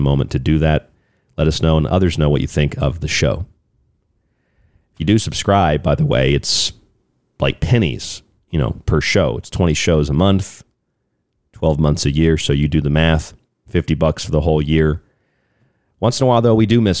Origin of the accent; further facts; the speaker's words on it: United States; moved away; also born or lived in Florida; I'm from Florida, but I grew up in West Virginia, Pennsylvania area.